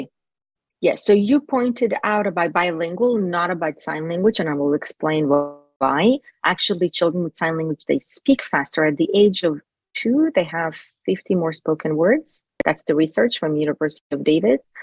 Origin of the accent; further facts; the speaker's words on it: Jerusalem, Jerusalem District, Israel; first language Hebrew; English is a second language; now in Los Angeles, United States; I was actually born in Jerusalem, Israel